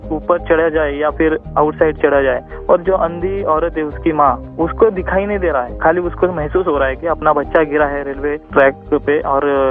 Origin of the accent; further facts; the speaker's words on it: Talwade, Maharashtra, India; माथेरान के जस्ट नीचे एक मेरा छोटा सा गांव है तलवड़े गांव उस तलवड़े गांव में मेरा जन्म हुआ पला बड़ा स्कूल कॉलेज सब वहीं पे किया है नेरल में